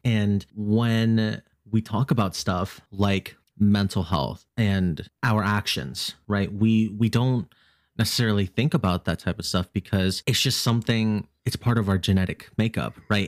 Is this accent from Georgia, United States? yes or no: no; Virginia, United States